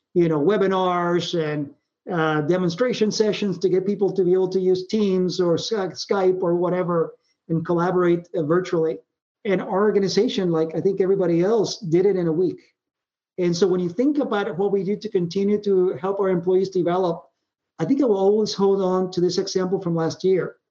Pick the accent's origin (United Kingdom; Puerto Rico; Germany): Puerto Rico; moved away; I grew up in Puerto Rico